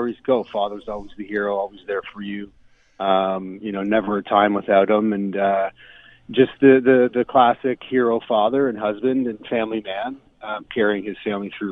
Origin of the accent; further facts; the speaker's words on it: Milton, Ontario, Canada; I grew up in Milton